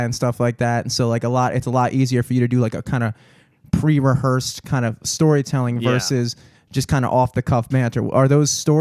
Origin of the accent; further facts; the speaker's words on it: Baltimore, Maryland, United States; I'm from Baltimore